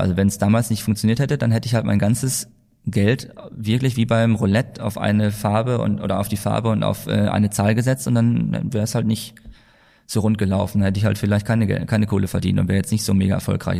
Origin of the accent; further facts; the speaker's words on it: Altdorf, Bavaria, Germany; moved away as an adult; also born or lived in Hamm; now in Mallorca, Spain; dass wir in die Schule zurückgegangen sind, nach Nürnberg, wo ich herkomme, also bei Altdorf